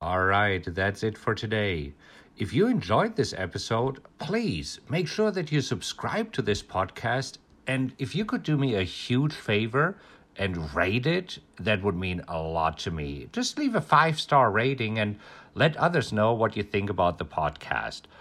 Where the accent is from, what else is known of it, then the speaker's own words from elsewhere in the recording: Germany; moved away; I'm German. I grew up in Germany, and growing up in Germany